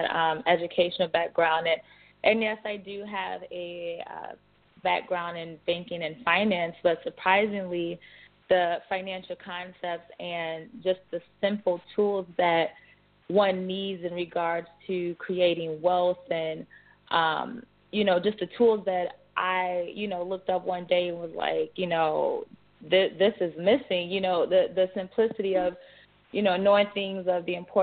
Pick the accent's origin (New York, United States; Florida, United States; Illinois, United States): Illinois, United States; Chicago; I am from Chicago, born and raised